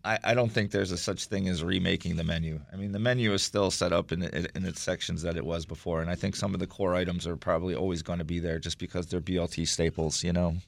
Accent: Wilmington, Delaware, United States; moved away as an adult; also born or lived in Philadelphia; now in Washington, D.C., United States; I grew up in Wilmington, Delaware

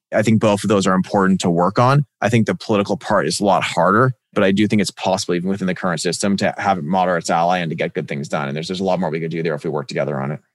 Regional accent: Silicon Valley, California, United States; where I grew up in Silicon Valley

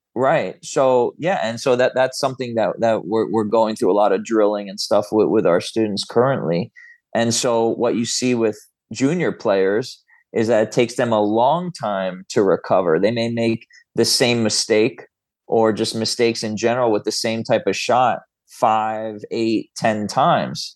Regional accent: Florida, United States; I grew up in Florida

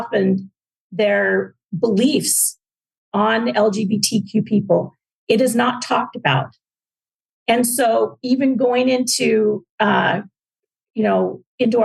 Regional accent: Orem, Utah, United States; moved away as an adult; now in Ashburn, Virginia, United States; we both grew up in Orem, Utah, which is in Utah County

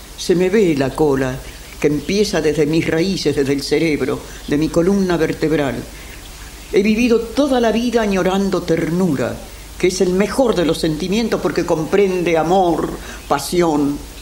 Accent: Buenos Aires, Argentina; Nací en la calle Defensa 715

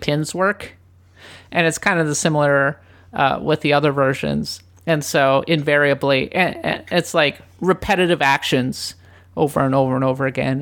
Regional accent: Minnesota, United States; moved away as an adult; also born or lived in Japan; having grown up in Minnesota

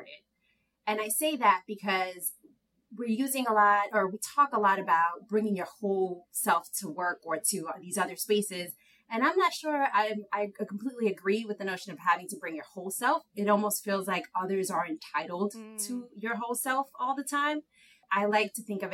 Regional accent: New York City, New York, United States; also born or lived in Harlem / Massachusetts / Dominican Republic (ancestry); I grew up in Inwood, like Tanya said, that second campus uptown. Grew up within Inwood and Harlem

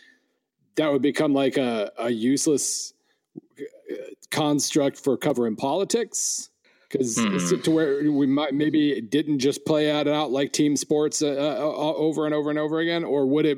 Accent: Western Oklahoma, United States; I grew up in Western Oklahoma

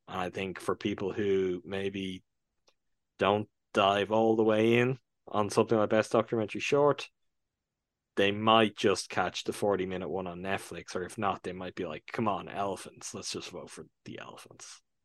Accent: Ireland; my home country

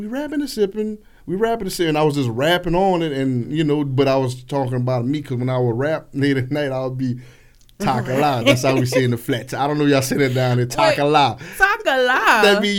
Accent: Lafayette, Louisiana, United States; I'm from Lafayette, right?

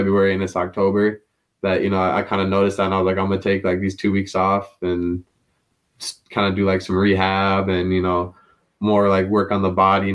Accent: Minnesota, United States; I was from Minnesota

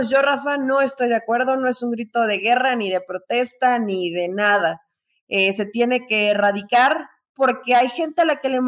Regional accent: Mexico; ni es que si nos representa como mexicanos, pues qué vergüenza y qué tristeza, eso no nos representa como mexicanos.

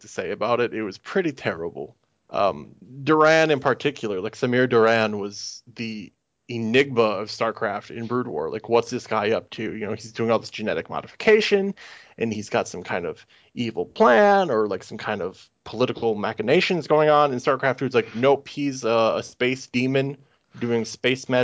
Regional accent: United States; an American guy who has never lived in the UK

